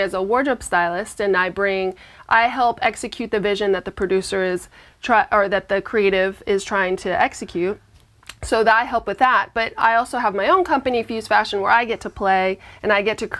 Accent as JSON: {"language": "English", "region": "New York", "country": "United States", "tie": "born or raised there", "said": "I was born in New York"}